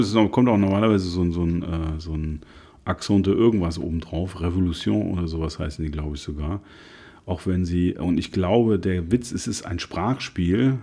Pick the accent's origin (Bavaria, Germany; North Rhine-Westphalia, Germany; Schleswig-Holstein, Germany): North Rhine-Westphalia, Germany; Cologne; als gebürtiger Nippes